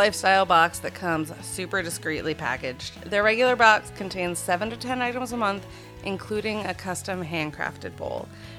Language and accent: English; Florida, United States; I'm from Florida